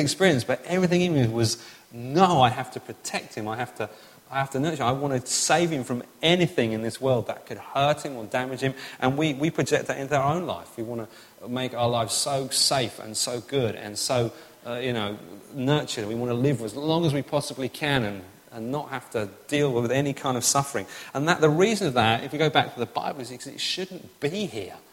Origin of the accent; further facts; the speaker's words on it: England, United Kingdom; I'm English